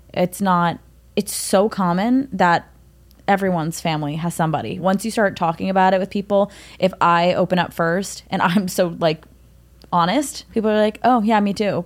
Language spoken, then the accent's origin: English; New York City, New York, United States; I grew up in Manhattan